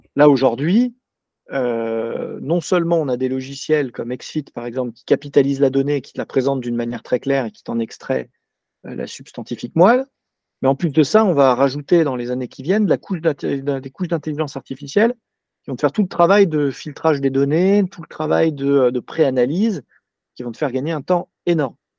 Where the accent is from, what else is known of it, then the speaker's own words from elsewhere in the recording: Paris, Île-de-France, France; je suis parisien